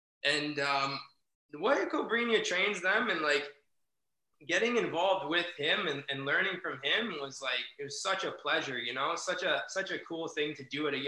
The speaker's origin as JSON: {"language": "English", "country": "Canada", "said": "they knew I was from Canada, just a young white belt kid."}